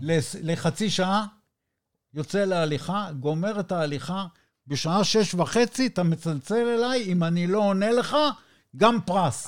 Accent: Israel; אני מישראל

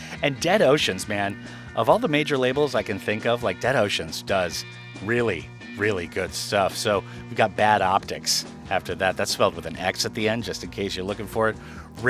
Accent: United States; moved away; I am American

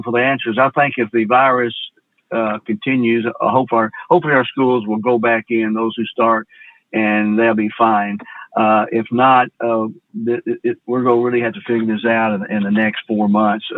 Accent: Memphis, Tennessee, United States; I'm from Memphis, an urban city. And of course, we have broadband connectivity here

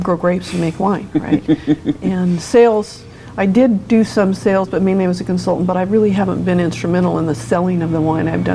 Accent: California, United States; moved away as an adult; now in Oregon, United States; I grew up in California, but came here in 74 after college

